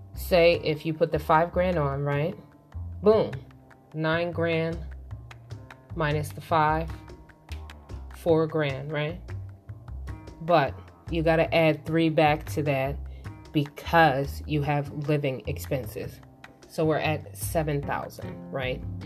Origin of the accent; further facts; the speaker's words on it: Philadelphia, Pennsylvania, United States; I'm from Philly